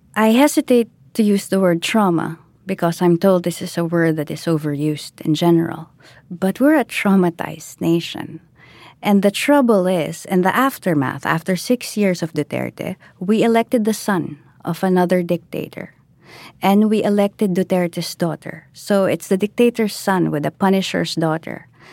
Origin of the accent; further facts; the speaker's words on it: Philippines; I am Filipino.